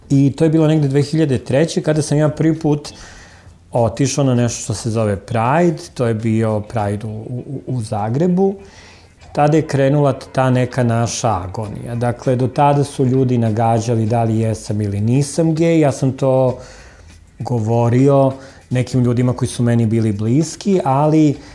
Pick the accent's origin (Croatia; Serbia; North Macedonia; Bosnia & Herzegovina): Serbia; Zaječar; s obzirom da sam rođen u Zaječaru